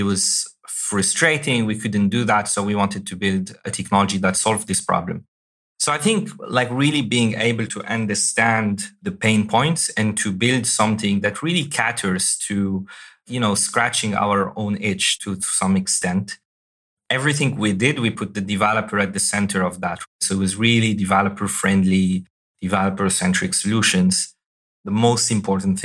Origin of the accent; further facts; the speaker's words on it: Algeria; moved away; also born or lived in Europe; I was born and raised in Algeria